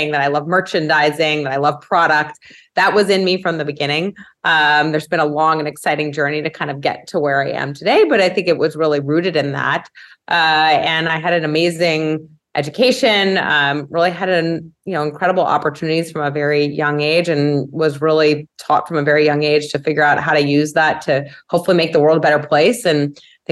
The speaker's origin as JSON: {"language": "English", "town": "New York City", "region": "New York", "country": "United States", "tie": "born or raised there", "said": "I'm a native New Yorker. I've made it all of 20 blocks in my life"}